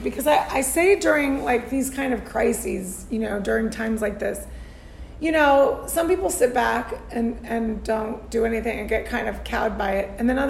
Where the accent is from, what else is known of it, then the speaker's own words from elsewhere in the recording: Tucson, Arizona, United States; From my hometown, Tucson, Arizona.